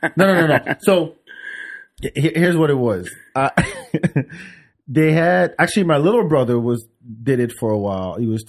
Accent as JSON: {"language": "English", "country": "France", "tie": "born or raised there", "moved": "yes", "said": "friends I grew up with in France."}